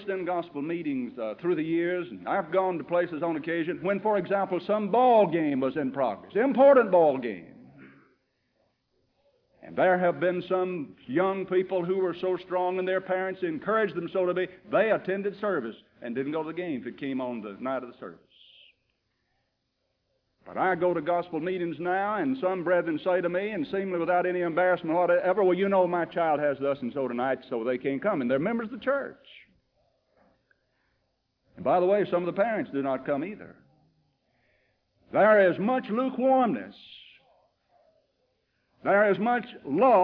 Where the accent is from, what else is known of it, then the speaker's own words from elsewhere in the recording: United States; As an American